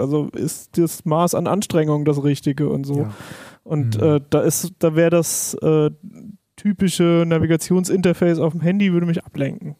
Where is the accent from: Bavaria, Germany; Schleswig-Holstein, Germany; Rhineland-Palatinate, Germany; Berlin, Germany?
Rhineland-Palatinate, Germany; Palatinate Forest; ich komme zum Beispiel aus dem Pfälzerwald